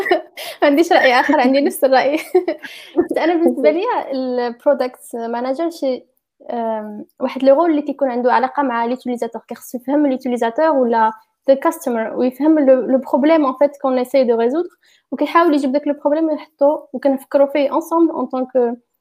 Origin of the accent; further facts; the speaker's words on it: Fez, Fès-Meknès, Morocco; moved away as an adult; also born or lived in Rabat; now in Berlin, Germany; انا مش زديت فاس ولكن كبرت في فاس وقريت قريت عادي في المغرب